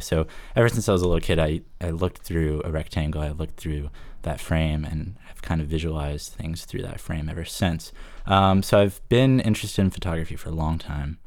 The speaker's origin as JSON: {"language": "English", "town": "Fort Lauderdale", "region": "Florida", "country": "United States", "tie": "born or raised there", "also_born_or_lived": "Savannah, Georgia", "moved": "as an adult", "lives_now": "Rockland, United States", "said": "I'm actually from South Florida. I was born in Fort Lauderdale, spent most of my life on Lauderdale by the Sea"}